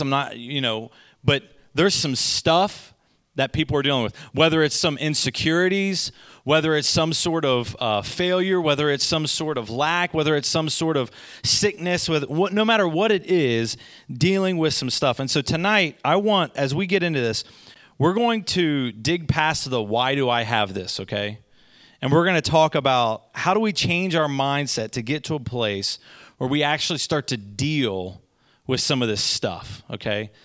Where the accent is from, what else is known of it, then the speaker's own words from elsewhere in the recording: Goshen, United States; I'm from Goshen